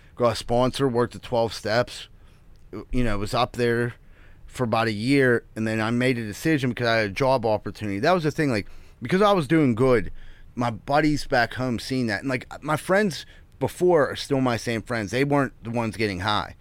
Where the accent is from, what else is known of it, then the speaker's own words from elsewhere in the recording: Pittsburgh, Pennsylvania, United States; I grew up in Greenfield